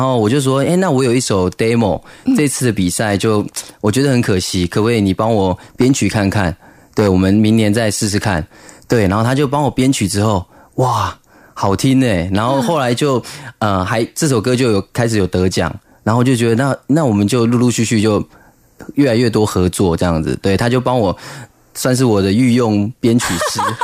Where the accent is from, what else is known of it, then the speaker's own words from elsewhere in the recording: Zhudong, Hsinchu County, Taiwan; 小时候竹东